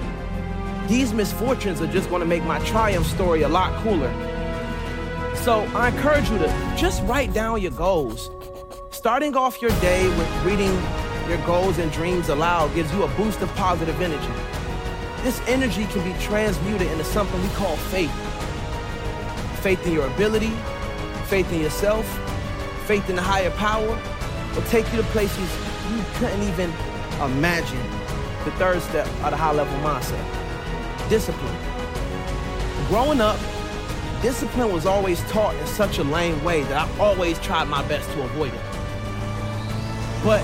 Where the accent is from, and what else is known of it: Suitland, Maryland, United States; born or raised there; also born or lived in Raleigh, North Carolina